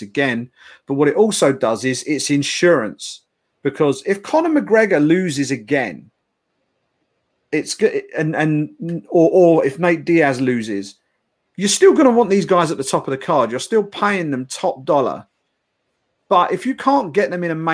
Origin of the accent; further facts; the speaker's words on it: United Kingdom; we are the Brit pack